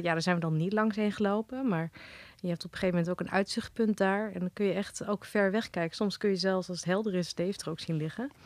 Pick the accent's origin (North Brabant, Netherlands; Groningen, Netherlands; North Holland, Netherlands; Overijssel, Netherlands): Overijssel, Netherlands; Holten; born or raised there; also born or lived in Wageningen / Driel